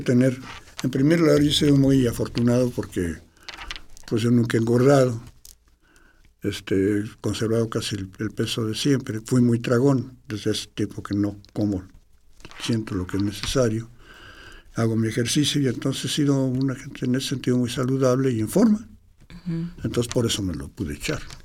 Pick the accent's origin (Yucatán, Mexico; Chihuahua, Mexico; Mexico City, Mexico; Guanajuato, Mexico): Mexico City, Mexico; soy chilango